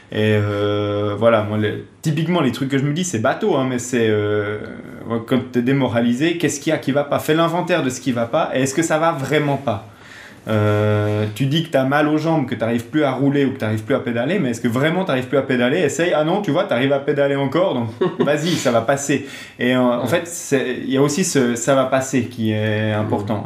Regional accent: Switzerland; je suis suisse

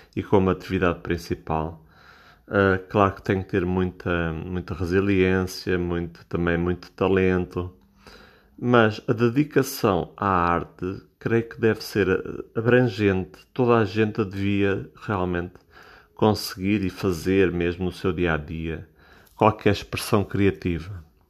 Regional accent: Portugal; eu sou português, eu falo em português

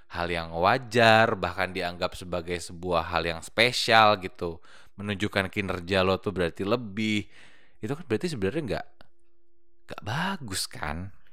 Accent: Bekasi, West Java, Indonesia; Kan saya anak Bekasi ya.

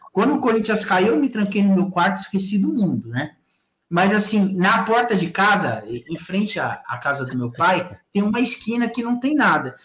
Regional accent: São Paulo, Brazil; lá no Jardim Três Marias, que é onde eu nasci

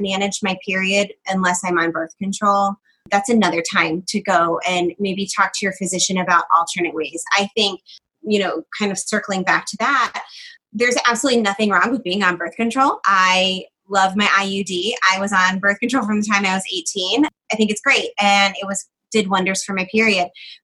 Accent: Georgia, United States; I'm from Georgia

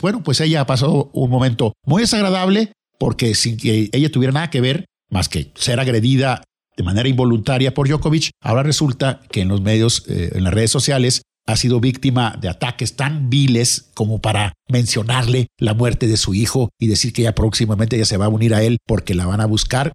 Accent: Lerdo, Durango, Mexico; moved away as an adult; now in Torreón, Mexico; En mi ciudad natal, Ciudad Lerdo, Durango

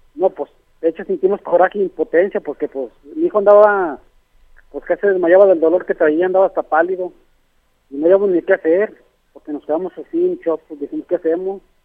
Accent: Jalisco, Mexico; now in Aguascalientes, Mexico; Somos de aquí de Jalisco, pero yo me fui a vivir a Aguascalientes. Yo vivo allá.

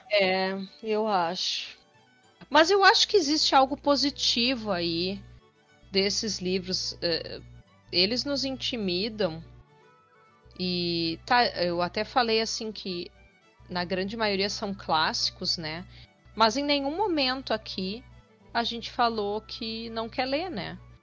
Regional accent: Rio Grande do Sul, Brazil; eu sou gaúcha

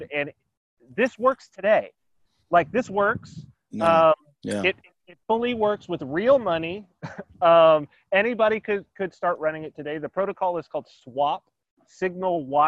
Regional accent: San Bernardino, California, United States; now in Saipan, Northern Mariana Islands; I was raised in San Bernardino, California

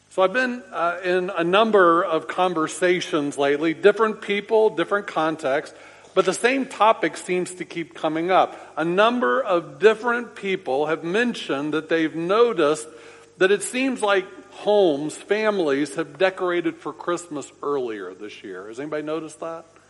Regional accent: Orlando, Florida, United States; I grew up in Orlando uh, near Big Tree Park

